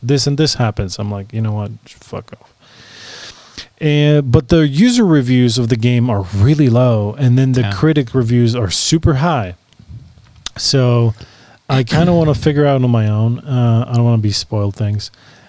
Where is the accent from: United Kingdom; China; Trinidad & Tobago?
China; I'm from China.